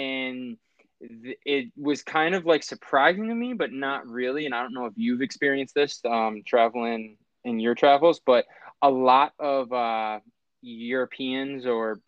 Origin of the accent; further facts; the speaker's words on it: Buffalo, New York, United States; we're from Buffalo, New York.